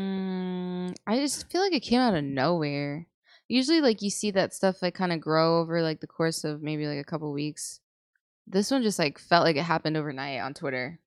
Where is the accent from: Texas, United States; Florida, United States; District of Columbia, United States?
Texas, United States; San Antonio; I'm from San Antonio